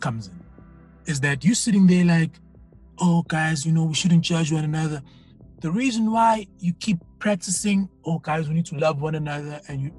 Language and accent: English; South Africa; first language Zulu; English is a second language; I come from Zulu speaking background.